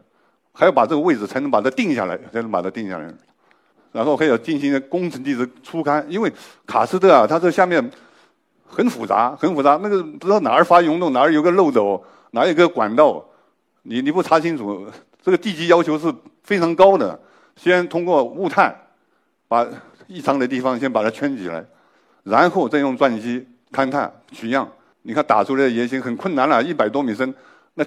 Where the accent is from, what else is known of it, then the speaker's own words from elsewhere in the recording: Guizhou, China; 我作为一个贵州人，我也是研究这个的，